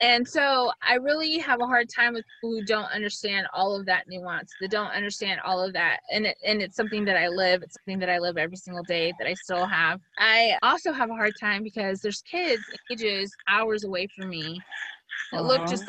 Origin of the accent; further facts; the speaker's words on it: United States; And I am so American that I'm like, but I don't have a latte in there.